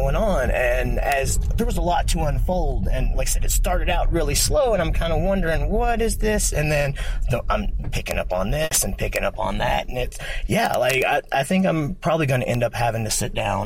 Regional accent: Bardstown, Kentucky, United States; now in Louisville, United States; I'm actually in Louisville, Kentucky right now. But yeah, I grew up in Bardstown, the quote-unquote bourbon capital of the world

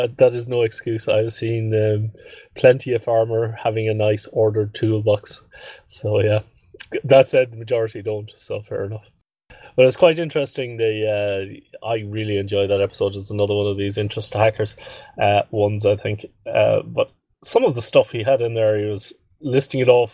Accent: Ireland; moved away

